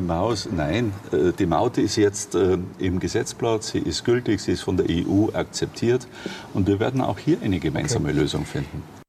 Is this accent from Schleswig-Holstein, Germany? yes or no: no; Ingolstadt, Bavaria, Germany; in meiner Heimatstadt mhm. hier in Ingolstadt